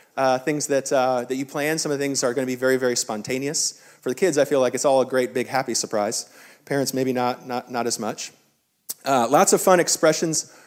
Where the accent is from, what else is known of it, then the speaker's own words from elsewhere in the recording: the South, United States; as a Southerner